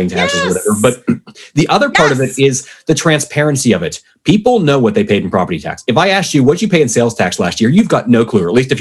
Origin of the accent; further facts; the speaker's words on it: Pennsylvania, United States; I grew up in Pennsylvania